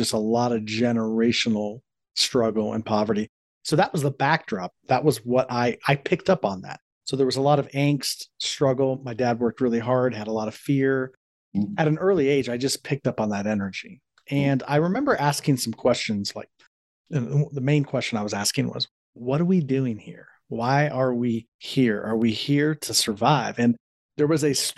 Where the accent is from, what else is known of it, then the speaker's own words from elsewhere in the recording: Columbus, Ohio, United States; I grew up in Columbus, Ohio, which is where I'm from